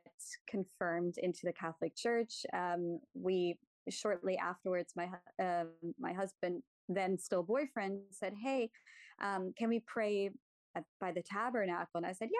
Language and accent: English; Germany; moved away; Germany. I'm from Germany.